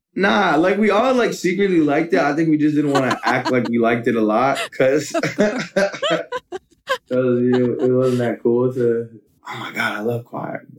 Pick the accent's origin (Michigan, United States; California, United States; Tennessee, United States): California, United States; San Francisco; growing up in San Francisco, we got a lot of Asian culture surrounding us